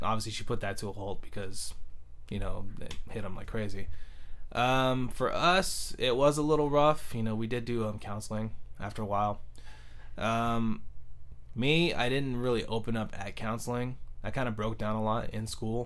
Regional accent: San Jose, California, United States; East San Jose. I was born in 85. Literally been living on the same street for my whole life in East San Jose.

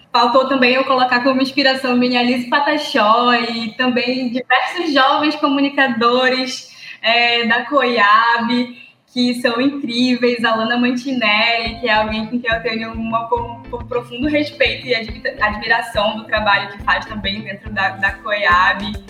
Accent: Amapá, Brazil; also born or lived in Pará; do Amapá também, do lugar onde eu moro, do lugar onde eu me criei

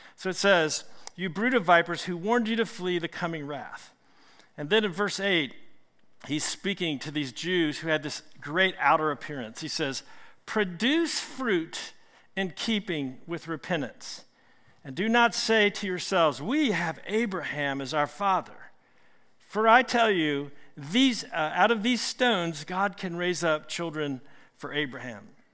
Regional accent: Richmond, Virginia, United States; I'm from Richmond

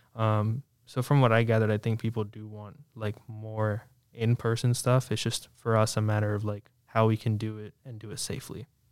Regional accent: Williamsburg, Virginia, United States; I grew up in the Williamsburg area, like I said, you know, just about 30 minutes away

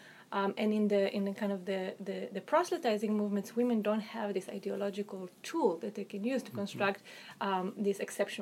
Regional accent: Israel; accent: Israeli; I am Israeli, I'm Jewish, I don't hide that fact, it's pretty apparent from my name, from my accent

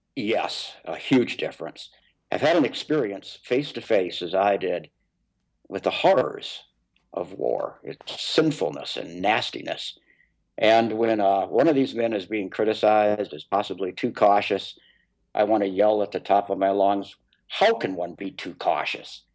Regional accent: Minnesota, United States; my home state of Minnesota

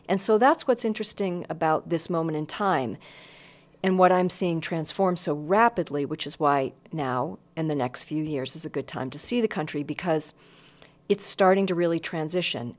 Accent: Northeast, United States; I grew up in the Northeast

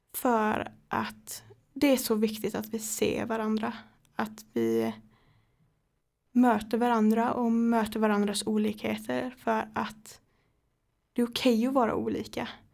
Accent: Högsby, Kalmar County, Sweden; jag kommer från Högsby så jag pendlar eh, cirka sju mil.

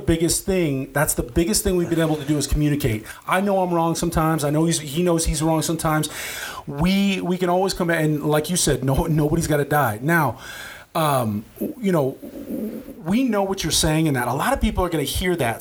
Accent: Norfolk, Nebraska, United States; also born or lived in Los Angeles; we came from Norfolk in you know I, I, was born in 80, we were born in 80, so we had the 80s and the 90s in a small town.

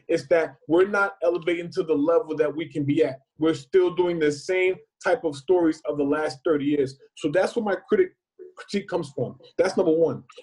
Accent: Northeast, United States; we both from the Northeast.

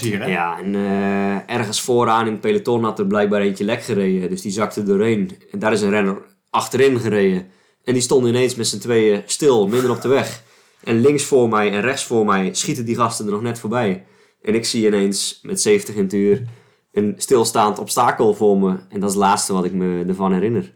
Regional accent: Alblasserwaard, South Holland, Netherlands; de Amblassenwaard waar ik, eh, waar ik opgegroeid ben

